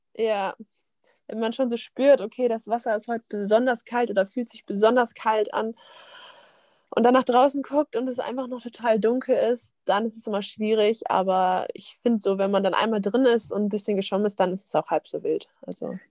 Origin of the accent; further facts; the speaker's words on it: Wiesbaden, Hesse, Germany; now in Essen, Germany; ich komme ja aus Wiesbaden